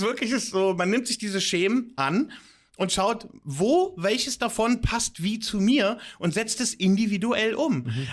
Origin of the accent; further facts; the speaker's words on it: Germany; moved away as an adult; now in Limassol, Cyprus; dass ich äh, aus Deutschland stamme, dass ich eine deutsche Education und Sozialisierung genossen mhm. habe